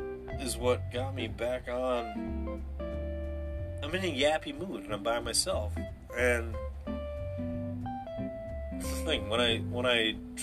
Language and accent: English; Wisconsin, United States; Yeah, I'm from Wisconsin.